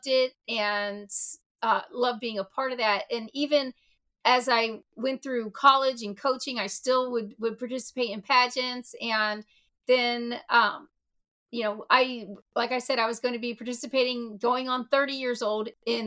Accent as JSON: {"language": "English", "country": "Thailand", "tie": "born or raised there", "moved": "yes", "said": "I hold the title of Elite Miss Universal Petite Thailand, because I was born in Thailand"}